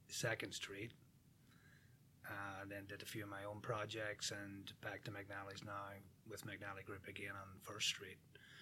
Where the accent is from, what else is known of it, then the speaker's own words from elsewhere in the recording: near Belfast, Northern Ireland, United Kingdom; moved away as an adult; now in St. Charles, United States; born and bred in Ireland, 30 years.